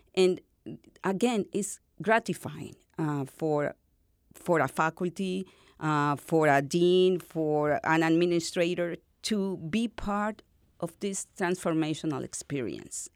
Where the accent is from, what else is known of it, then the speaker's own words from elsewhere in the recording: northern Venezuela, Venezuela; English is a second language; moved away as an adult; now in El Paso, United States; I am from North Venezuela